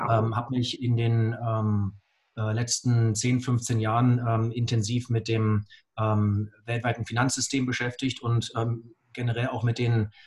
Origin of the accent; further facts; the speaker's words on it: Augsburg, Bavaria, Germany; Ich komme aus Augsburg.